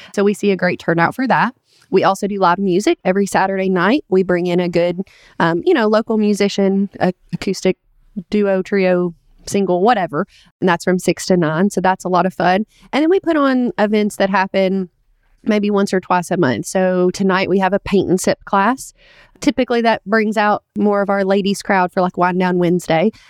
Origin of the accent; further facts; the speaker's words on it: Richmond, Kentucky, United States; Richmond, it is my hometown